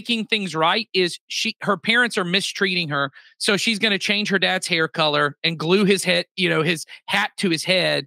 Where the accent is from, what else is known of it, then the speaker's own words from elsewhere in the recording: United States; I was born in America